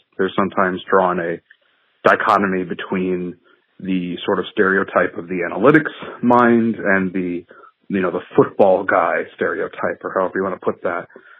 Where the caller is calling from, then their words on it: Connecticut, United States; from Connecticut.